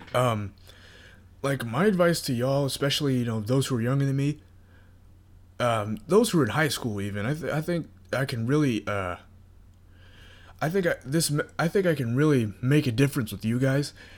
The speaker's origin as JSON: {"language": "English", "region": "North Carolina", "country": "United States", "tie": "born or raised there", "moved": "as an adult", "lives_now": "Florida, United States", "said": "I graduated high school, and I moved from North Carolina to Florida during that time"}